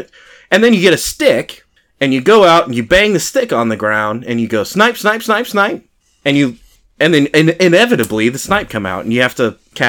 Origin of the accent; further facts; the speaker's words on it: Texas, United States; we're from Texas